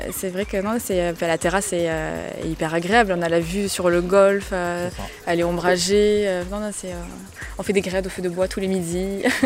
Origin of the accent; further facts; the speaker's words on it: Marrossin, Occitania, France; moved away as an adult; also born or lived in Montpellier / Toulouse; je suis originaire de Marrossin, euh, j'ai fait mes études sur Montpellier